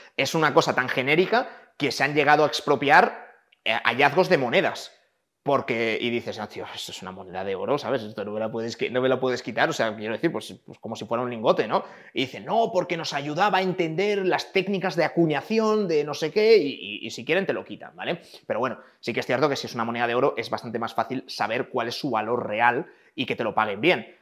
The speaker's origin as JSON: {"language": "Spanish", "town": "Valladolid", "region": "Castile and León", "country": "Spain", "tie": "born or raised there", "said": "yo nací en Valladolid"}